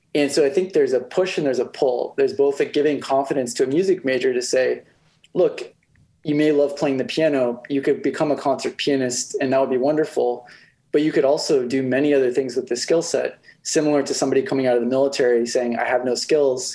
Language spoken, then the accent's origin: English; Silicon Valley, California, United States; my background really is kind of growing up in Silicon Valley